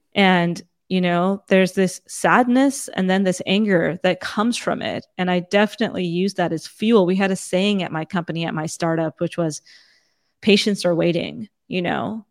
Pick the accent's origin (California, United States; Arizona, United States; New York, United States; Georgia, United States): California, United States; Fremont; also born or lived in Saratoga, California / San Jose, California / India; I grew up in, in first, a small town that's about an hour and, uh, south and east of San Francisco called Fremont